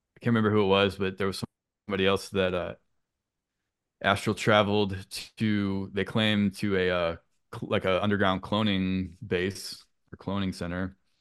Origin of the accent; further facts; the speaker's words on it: St. Louis, Missouri, United States; moved away as an adult; also born or lived in Boston area; now in Boston, United States; I'm from the Saint Louis area